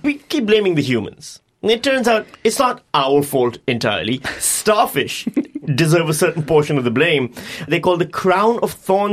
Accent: Pakistan; I'm from Pakistan

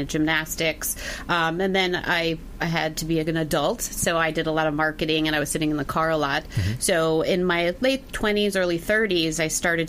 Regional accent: Wisconsin, United States; I'm from Wisconsin

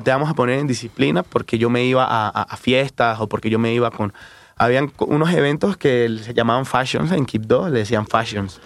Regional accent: Quibdó, Chocó, Colombia; also born or lived in Bogotá, Colombia; now in Mexico City, Mexico; me fui de, de Quibdó, de donde nací, me fui a Bogotá, la capital

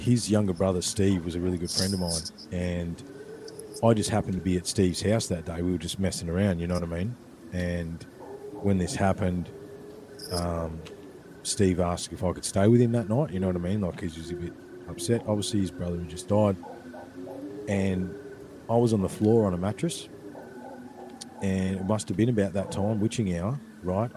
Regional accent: Ballarat, Victoria, Australia; the creek where I grew up in Brown Hill

